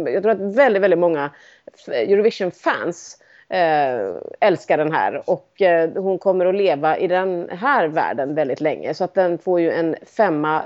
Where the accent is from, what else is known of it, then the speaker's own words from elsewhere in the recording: Sweden; som svensk